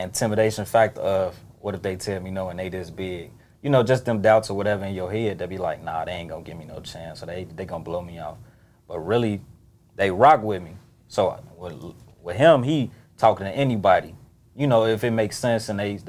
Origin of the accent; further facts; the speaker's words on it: Chicago, Illinois, United States; I'm from the East side